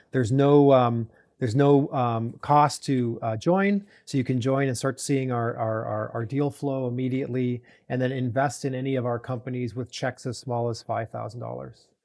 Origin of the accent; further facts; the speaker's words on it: Toronto, Ontario, Canada; moved away; I grew up in Toronto